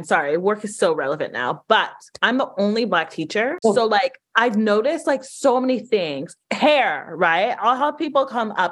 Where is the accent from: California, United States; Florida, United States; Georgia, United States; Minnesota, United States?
Georgia, United States; Atlanta; I grew up in Atlanta